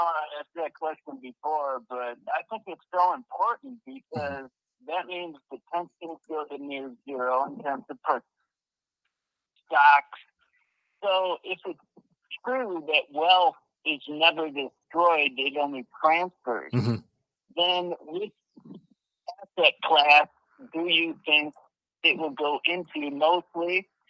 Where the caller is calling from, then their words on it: Mexico; From Yacuba, Mexico. How are you?